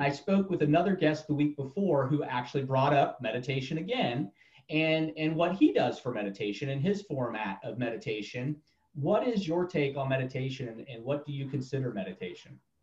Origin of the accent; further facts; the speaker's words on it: Florida, United States; moved away; I've been all over the United States, but I grew up mainly in Florida.